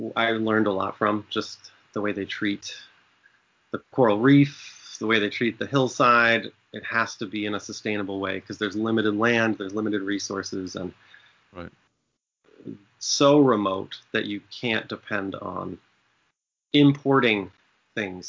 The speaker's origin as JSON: {"language": "English", "region": "Maine", "country": "United States", "tie": "born or raised there", "also_born_or_lived": "Zambia", "said": "I grew up in Maine and I never had a boat growing up"}